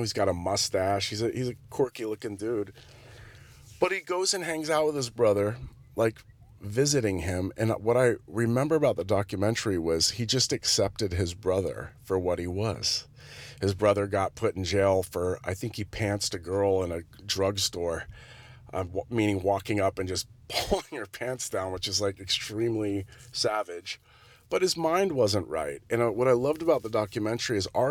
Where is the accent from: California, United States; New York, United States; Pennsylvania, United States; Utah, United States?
California, United States; Santa Cruz; moved away; my hometown, which is Santa Cruz